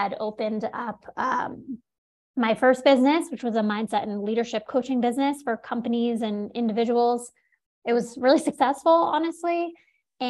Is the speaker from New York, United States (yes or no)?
yes; New York City, New York, United States; I grew up in New York City.